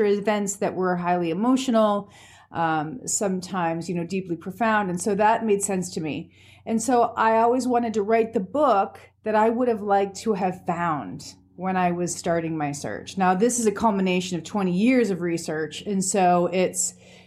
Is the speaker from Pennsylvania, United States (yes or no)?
yes; Pennsylvania, United States; now in Anchorage, United States; I'm originally from Pennsylvania